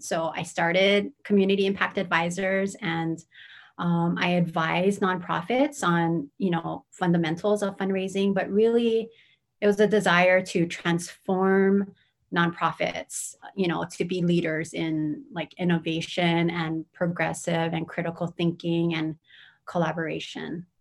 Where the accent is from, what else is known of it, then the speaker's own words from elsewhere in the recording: Honolulu, Hawaii, United States; also born or lived in Kumamoto, Japan / Hilo, Hawaii; I grew up in Manoa